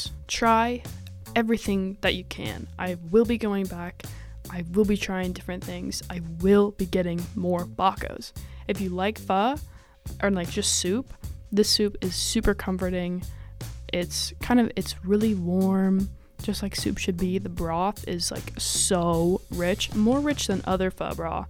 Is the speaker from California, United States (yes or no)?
no; Seattle, Washington, United States; now in Chicago, United States; I'm from Seattle. We have a lot of pho there